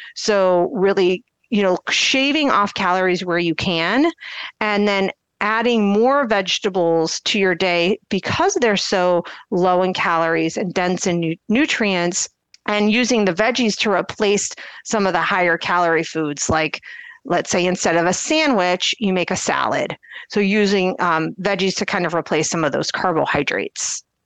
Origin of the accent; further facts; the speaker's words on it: Akron, Ohio, United States; I'm from the Akron area